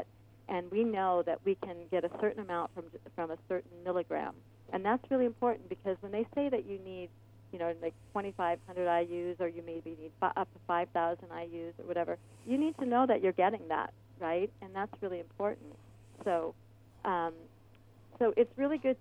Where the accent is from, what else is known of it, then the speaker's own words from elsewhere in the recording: Omaha, Nebraska, United States; now in Ventura County, United States; I grew up in Omaha, Nebraska, and it was snowy and cold in the wintertime